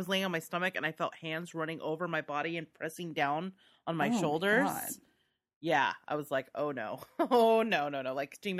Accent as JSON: {"language": "English", "country": "United States", "said": "Whatever. We're American."}